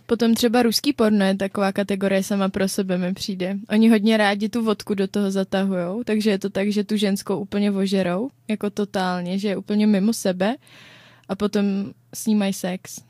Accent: Czechia; my Češi

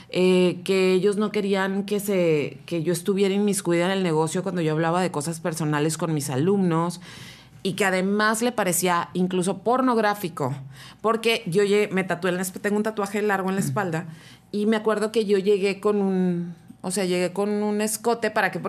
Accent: Rosarito, Baja California, Mexico; Le dije, y también quiero que sepas que vengo de Rosarito.

